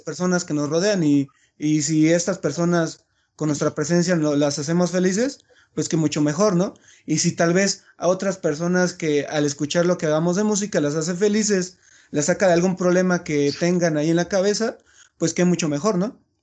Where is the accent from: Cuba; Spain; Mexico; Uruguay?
Mexico; Chiapas; moved away as an adult; yo soy de Chiapas